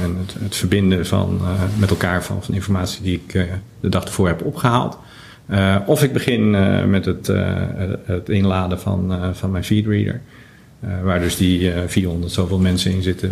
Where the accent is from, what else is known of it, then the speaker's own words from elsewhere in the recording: Netherlands; we in Nederland